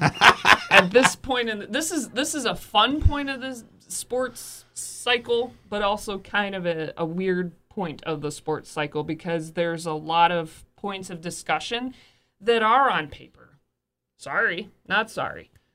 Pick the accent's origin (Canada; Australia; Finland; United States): United States; Bay City, Michigan; I grew up in Bay City